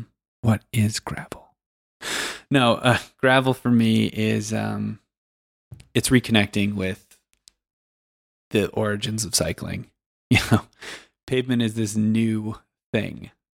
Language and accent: English; Western US, United States; You know, I grew up in the Western U.S. and I guess I took for granted how wild it can be.